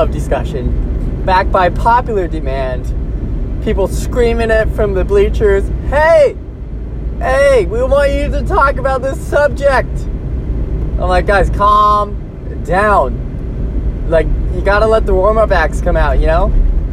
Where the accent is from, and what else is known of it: United States